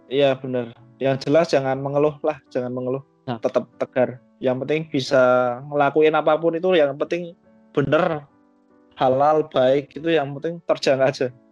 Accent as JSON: {"language": "Indonesian", "region": "Java", "country": "Indonesia", "said": "kita kan orang-orang Jawa"}